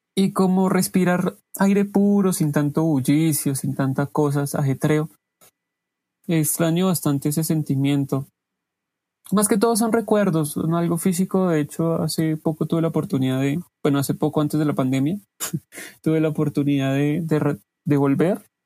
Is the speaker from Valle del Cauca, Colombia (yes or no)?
no; Pacho, Cundinamarca, Colombia; now in Bogotá, Colombia; viví la mayoría de, mi infancia en Pacho, Dinamarca